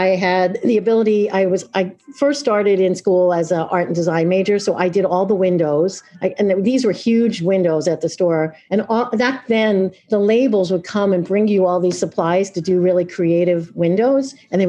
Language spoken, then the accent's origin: English; Long Island, New York, United States; now in Oregon, United States; So I grew up in Long Island.